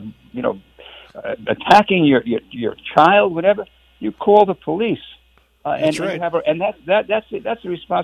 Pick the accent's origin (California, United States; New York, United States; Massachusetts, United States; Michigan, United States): New York, United States; New York City; moved away; I was born in Brooklyn, New York